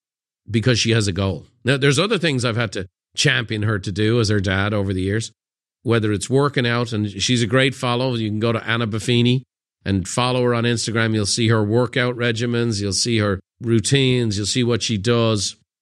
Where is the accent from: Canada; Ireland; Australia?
Ireland; Dublin, Leinster; It's September 24th and I'm sitting in the kitchen of the home I grew up in Dublin.